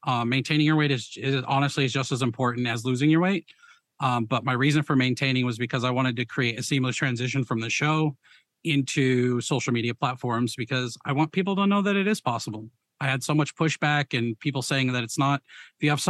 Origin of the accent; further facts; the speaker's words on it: Las Vegas, Nevada, United States; also born or lived in Ohio / Rhode Island; now in Oklahoma, United States; I grew up in Vegas. I moved to Ohio. Then I moved to Rhode Island and now I'm in Oklahoma.